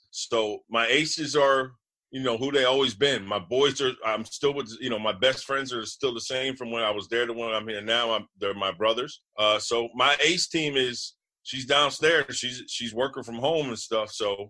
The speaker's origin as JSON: {"language": "English", "town": "Harrison", "region": "New Jersey", "country": "United States", "tie": "born or raised there", "said": "thank God I'm in Harrison, my hometown."}